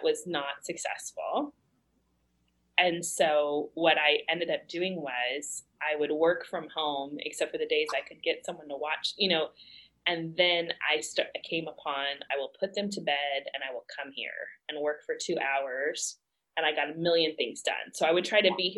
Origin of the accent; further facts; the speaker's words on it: Texas, United States; moved away as an adult; also born or lived in Kyrgyzstan; I'm from Texas